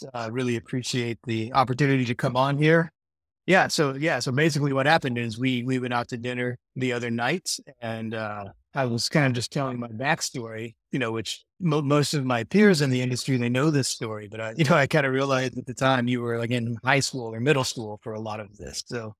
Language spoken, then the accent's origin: English; Madisonville, Kentucky, United States; So I grew up in Madisonville, Kentucky, which is a small town, like 19,000 people, about 2 hours northwest of Nashville.